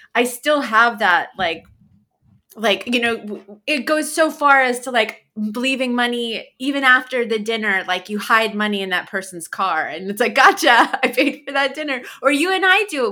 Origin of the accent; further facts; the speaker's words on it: New York, United States; moved away; it's where I grew up in New York